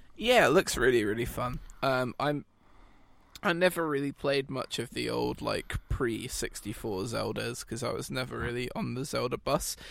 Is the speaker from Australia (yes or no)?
no; United Kingdom; as a Brit